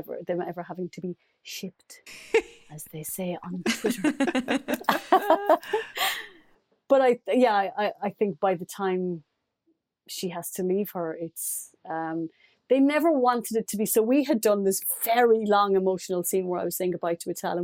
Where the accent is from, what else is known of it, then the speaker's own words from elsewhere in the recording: Ireland; as an Irish person